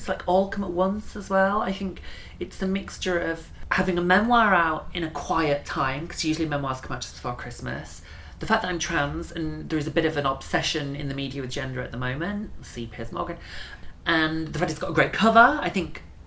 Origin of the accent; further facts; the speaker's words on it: Bradford, Yorkshire and the Humber, United Kingdom; I'm from Bradford.